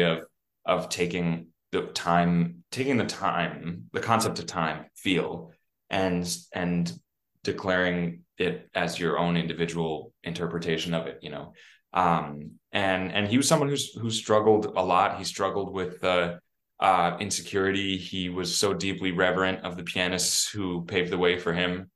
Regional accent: New York City, New York, United States; growing up on the Upper West Side

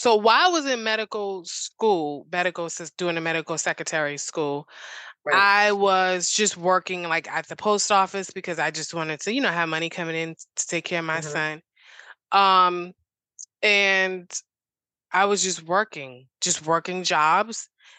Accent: Boston, Massachusetts, United States; In Boston.

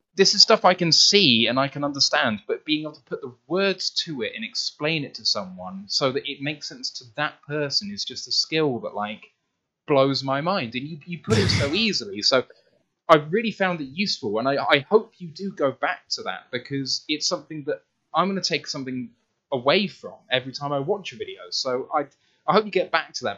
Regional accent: United Kingdom; as a Brit

